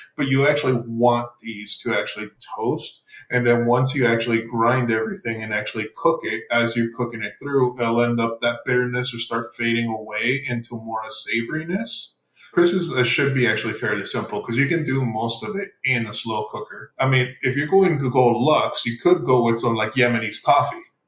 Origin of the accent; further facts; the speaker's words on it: El Paso, Texas, United States; also born or lived in Mexico; I grew up originally, I'm from, I'm from Texas, El Paso, Texas. I grew up in Mexico for a bit as well